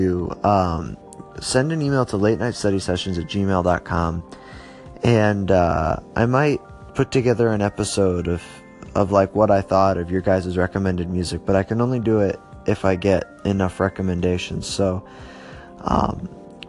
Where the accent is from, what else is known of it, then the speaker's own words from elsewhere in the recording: Ohio, United States; my home state of Ohio